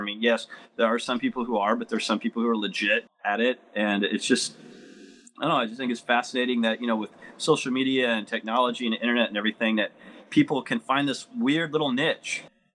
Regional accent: Southern Illinois, United States; I'm originally from Southern Illinois, and I actually, where I live now is pretty much where I grew up

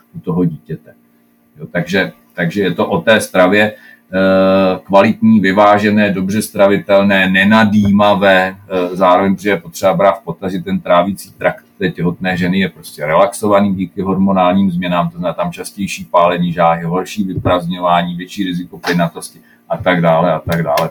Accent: Czechia

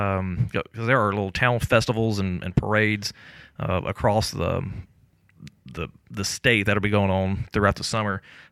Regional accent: Jackson, Mississippi, United States; I'm born and raised in South Jackson. I was born at Davis Hospital, so for the first 12 years of my life, I lived off of McDowell Road.

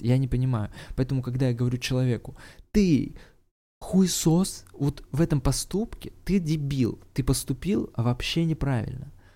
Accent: Saint Petersburg, Russia; я сам из Питера родом

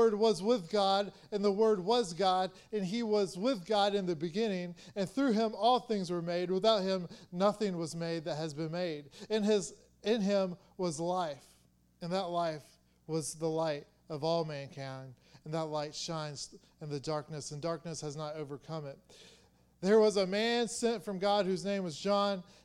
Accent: Atlanta, Georgia, United States; I'm from Atlanta, from the south

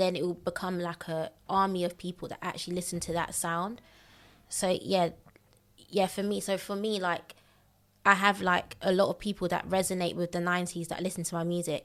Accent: London, United Kingdom; also born or lived in Elephant and Castle, London / Bexleyheath; I grew up mostly in Thames Mead

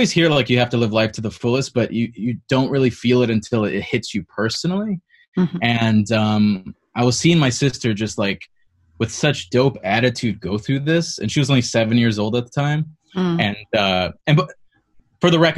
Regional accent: East Chicago, Indiana, United States; I am originally from Northwest Indiana, East Chicago, Hammond

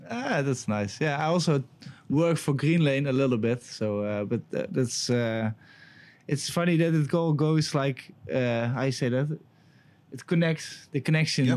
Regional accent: Netherlands; I'm from Holland

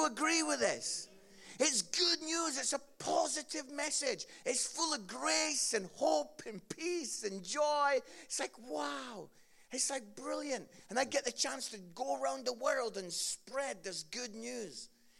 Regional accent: Edinburgh, Scotland, United Kingdom; I grew up in Edinburgh, Scotland

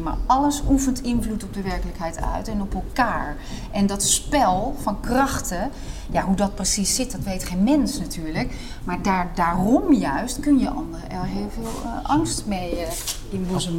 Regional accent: Netherlands; als Hollandse vrouw

